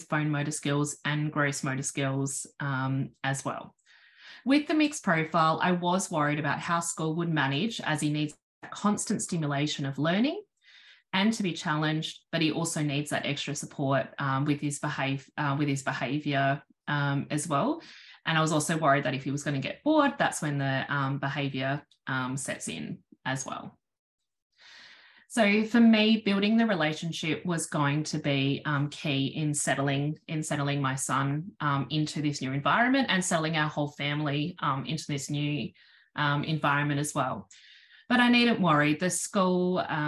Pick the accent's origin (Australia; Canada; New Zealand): Australia; South Australia; I'm from South Australia.